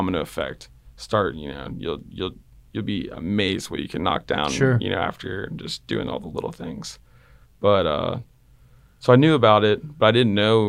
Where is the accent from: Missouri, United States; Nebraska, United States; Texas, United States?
Texas, United States; I like the Red Sox, but I'm also from Texas.